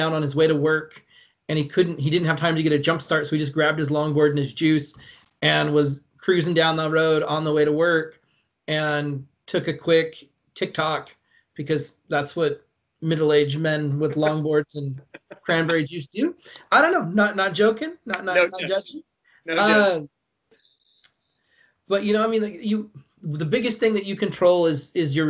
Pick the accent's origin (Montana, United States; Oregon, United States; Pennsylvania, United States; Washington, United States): Washington, United States; Longview; also born or lived in Quincy, Washington; I'm back in my hometown. I'm way closer to my family. Like I would say 90% of my family lives in Longview, Kelso